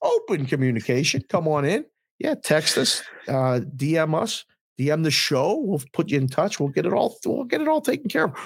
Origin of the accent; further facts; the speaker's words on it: Pittsburgh, Pennsylvania, United States; I was a kid from Pittsburgh who grew up